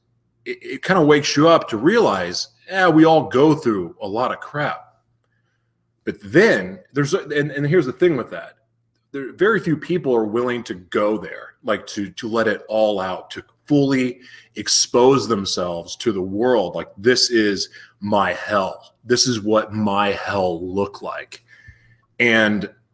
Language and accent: English; Oklahoma City, Oklahoma, United States; moved away; also born or lived in Los Angeles, California / South Florida / Taos, New Mexico; I was born in Oklahoma City